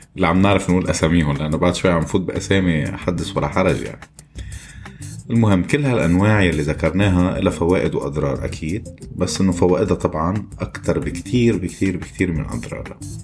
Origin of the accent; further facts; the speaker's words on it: Lebanon; moved away as an adult; now in Kuwait; حدا مثلي انا ترك لبنان واجا على الكويت